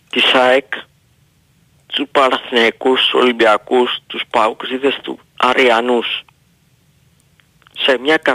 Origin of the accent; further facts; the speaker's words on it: Greece; Σταμάτησε πια το ίδιο αίμα βράζει στο αίμα μας. Είμαστε Έλληνες.